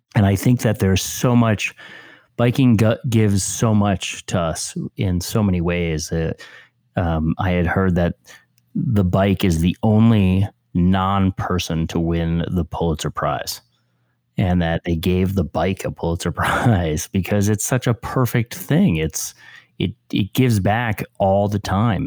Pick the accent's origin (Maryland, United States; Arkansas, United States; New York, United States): New York, United States; Westchester; I grew up in Westchester, New York